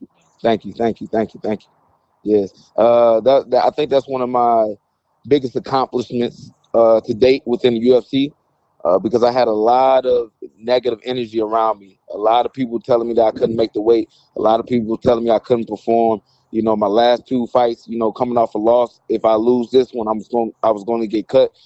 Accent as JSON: {"language": "English", "town": "St. Louis", "region": "Missouri", "country": "United States", "said": "I come from Saint Louis"}